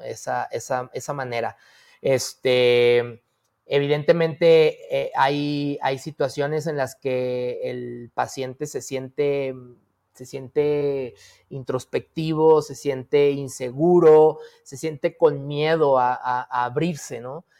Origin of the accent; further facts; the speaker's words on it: Zacatecas, Mexico; moved away as an adult; Porque soy zacatecano de Hueso Colorado, porque aquí nací, aquí este, crecí eh, una parte de mi, de mi vida